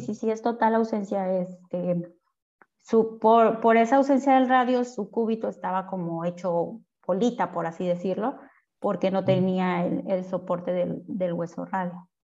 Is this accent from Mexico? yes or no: yes; Veracruz, Mexico; nosotros somos de Veracruz